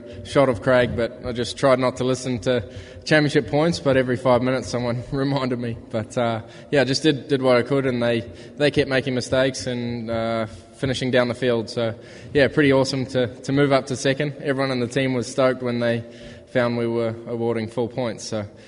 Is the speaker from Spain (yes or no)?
no; New Zealand; I grew up in New Zealand.